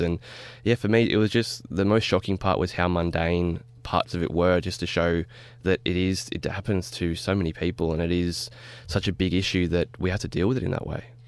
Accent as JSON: {"language": "English", "town": "Wollongong", "region": "New South Wales", "country": "Australia", "said": "I'm from Wollongong in the Illawarra"}